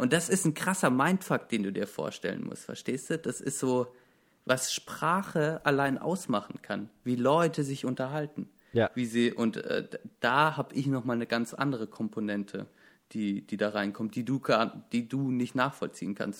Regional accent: Baden-Württemberg, Germany; ich komme aus einem der verhasstes, also Baden-Württemberg ist mit Bayern das Bundesland, das in Deutschland am meisten gehasst wird

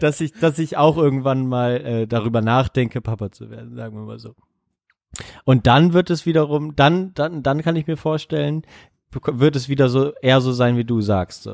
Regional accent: GDR, East Germany, Germany; ich bin ja noch in der DDR geboren

